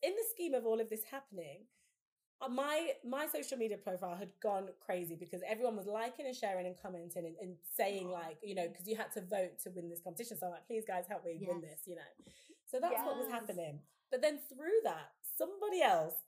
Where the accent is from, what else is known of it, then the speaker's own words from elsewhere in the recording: Leicester, East Midlands, United Kingdom; moved away as an adult; now in London, United Kingdom; I moved back to my hometown in Leicester